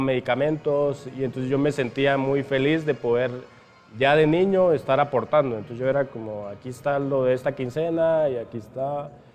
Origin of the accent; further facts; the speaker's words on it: Piedra Cuache, San Marcos, Guatemala; moved away as an adult; yo crecí en Piedracuache, ahí estudié toda la primaria